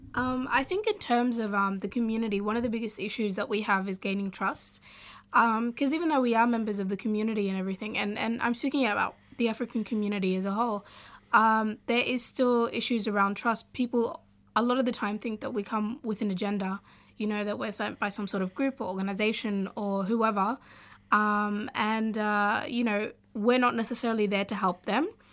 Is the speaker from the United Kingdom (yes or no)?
no; Australia; also born or lived in Sudan; growing up in Australia